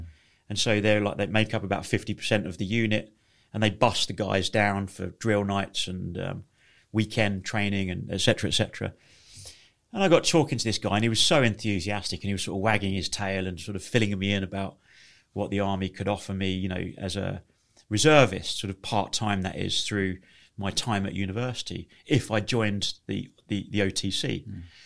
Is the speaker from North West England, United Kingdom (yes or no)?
no; Leighton Buzzard, East of England, United Kingdom; I grew up in a small town in uh, Leighton Buzzard in Bedfordshire